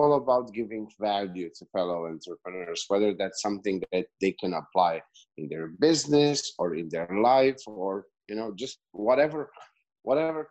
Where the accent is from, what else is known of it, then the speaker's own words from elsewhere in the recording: Slovenia; accent: Eastern European; English is a second language; moved away as an adult; now in Serbia; I'm from Slovenia. I moved to Serbia 3 years ago